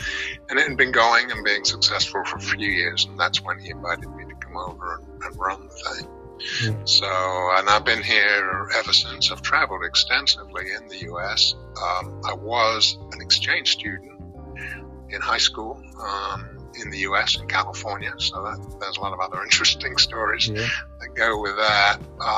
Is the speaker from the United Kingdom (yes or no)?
yes; London, United Kingdom; moved away as an adult; also born or lived in Northampton, England; I was born and raised in North London, about a mile or so from Wembley Stadium